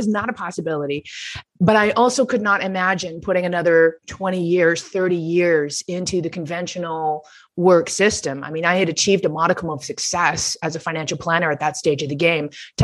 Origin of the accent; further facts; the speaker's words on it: Toronto, Ontario, Canada; moved away as an adult; I returned to my hometown of Toronto